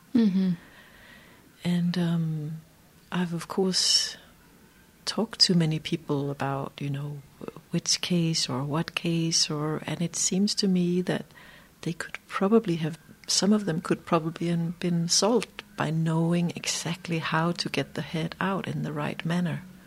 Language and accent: English; Denmark; moved away as an adult; also born or lived in Iceland; i'm a danish obstetrician